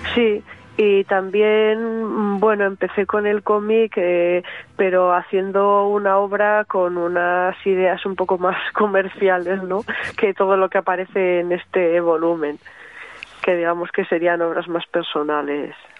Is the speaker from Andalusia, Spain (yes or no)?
no; Barakaldo, Basque Country, Spain; mi tierra, ¿no? De Baracaldo, de la margen izquierda